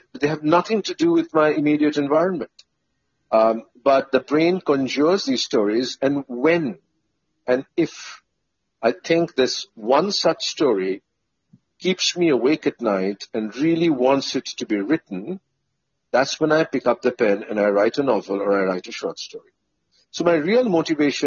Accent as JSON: {"language": "English", "town": "Kolkata", "region": "West Bengal", "country": "India", "tie": "born or raised there", "said": "I grew up in Kolkata"}